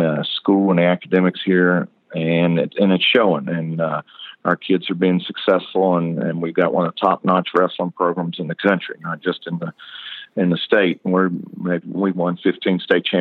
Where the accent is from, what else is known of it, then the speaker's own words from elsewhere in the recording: Southern United States, United States; accent: southern; also born or lived in Virginia / Kentucky; now in Ellijay, United States; I have had a southern accent a long time